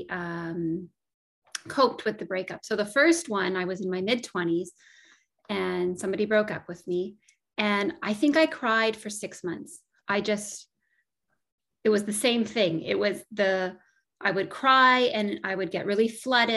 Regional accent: Northern Ontario, Canada; I grew up in Northern Ontario and spent a lot of time in nature.

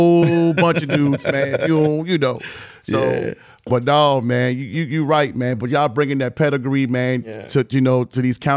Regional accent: Richmond, Virginia, United States; I grew up in Highland Park.

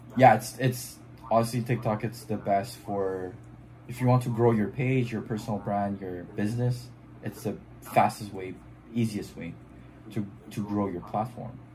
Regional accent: Montreal, Quebec, Canada; first language French; English is a second language; I'm from Canada, Montreal, um, which is um, like a French speaking city

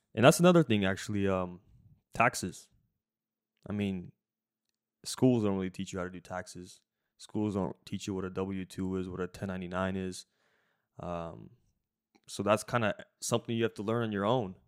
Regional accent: Washington, United States; moved away as an adult; also born or lived in Jacksonville, Florida; we grew up in Washington

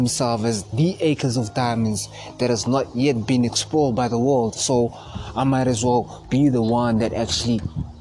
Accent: South Africa; I'm from South Africa

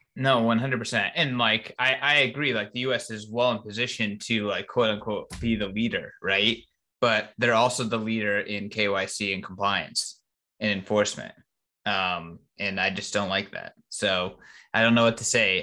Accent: United States; as an American and as a Bitcoiner

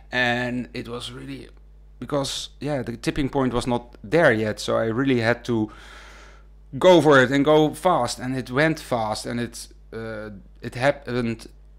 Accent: Wageningen, Gelderland, Netherlands; And I come from Wageningen.

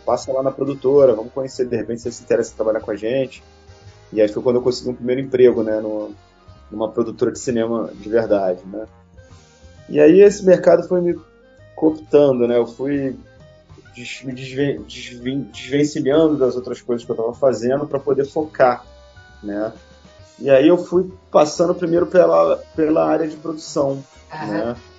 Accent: Rio de Janeiro, Brazil; Eu sou do Rio de Janeiro

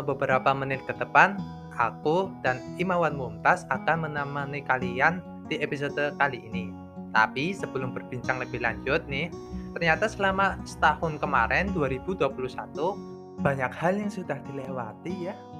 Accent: Purwokerto, Central Java, Indonesia; asal kotanya dari Purwokerto

